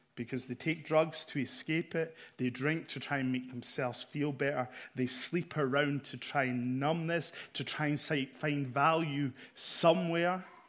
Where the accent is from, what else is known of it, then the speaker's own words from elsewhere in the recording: Scotland, United Kingdom; I'm here from Scotland